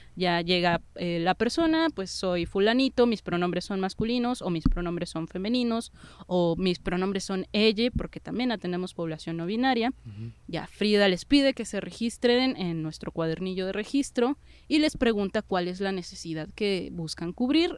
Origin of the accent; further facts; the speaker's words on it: Mexico City, Mexico; somos ciudadanos de la Ciudad de México, somos ciudadanos del país